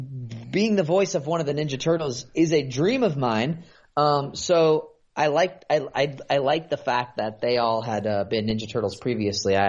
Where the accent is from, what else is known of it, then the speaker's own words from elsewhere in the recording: San Francisco, California, United States; moved away as an adult; I grew up in Northern California, so in like the San Francisco area